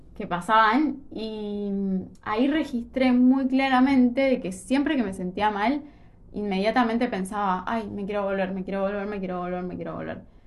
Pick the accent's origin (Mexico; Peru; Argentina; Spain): Argentina; nosotros somos, como un país eh, re tercer mundo